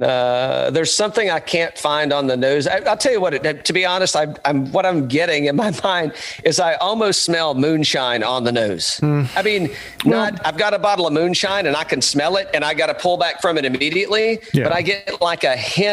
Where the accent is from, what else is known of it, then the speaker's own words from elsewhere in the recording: Greene County, East Tennessee, United States; accent: Tennessee; now in Atlanta, United States; I just grew up in East Tennessee